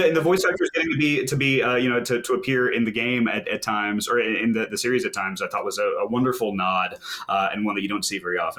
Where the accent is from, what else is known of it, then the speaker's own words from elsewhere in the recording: Houston, Texas, United States; also born or lived in Dallas; Houston, more or less.